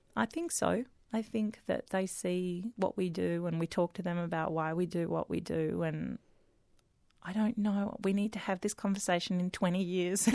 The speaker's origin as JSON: {"language": "English", "town": "Melbourne", "region": "Victoria", "country": "Australia", "tie": "born or raised there", "said": "grew up, born and bred in Melbourne"}